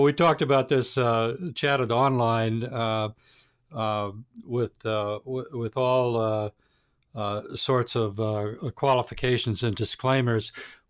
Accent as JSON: {"language": "English", "region": "New York", "country": "United States", "said": "as a New Yorker"}